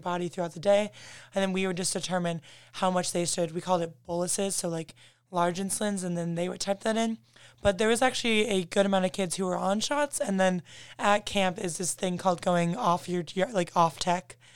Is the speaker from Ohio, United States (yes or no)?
yes; Toledo, Ohio, United States; moved away as an adult; now in Notre Dame, United States; I'm originally from Toledo, Ohio